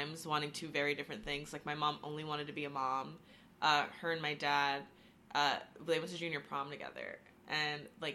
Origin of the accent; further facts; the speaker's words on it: Long Island, New York, United States; moved away as an adult; also born or lived in Boston; I'm from New York, Long Island, so not the cool part. So I'm like an hour away or an hour and a half away from Manhattan